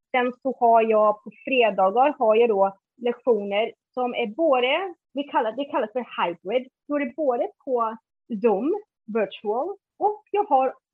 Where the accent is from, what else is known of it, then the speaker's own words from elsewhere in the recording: Iceland; Swedish is a second language; now in Sweden; Innan dess när jag var liten på, Island då, då ville jag ha motorcykel men de sa nej till min bror att köra motorcykel.